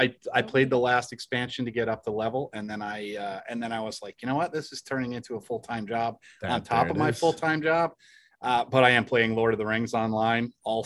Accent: Michigan, United States; Are we still admitting we're from Michigan?

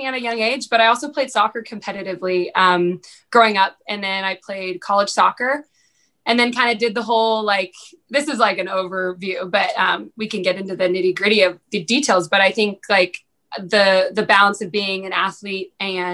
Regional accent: Danville, California, United States; moved away as an adult; now in Nashville, United States; I'm from originally Danville, California. So I was born and raised in Northern California.

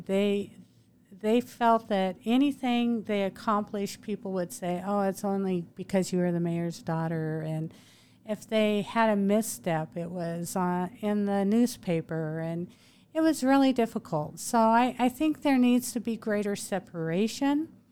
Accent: Moscow, Idaho, United States; moved away as an adult; now in Meridian, United States; I grew up in Moscow in northern Idaho

